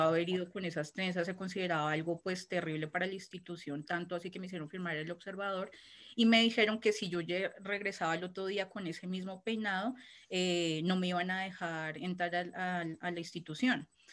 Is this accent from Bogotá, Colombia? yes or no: yes; Bogotá, Colombia; yo soy de Bogotá, nací en la capital de Colombia, en Bogotá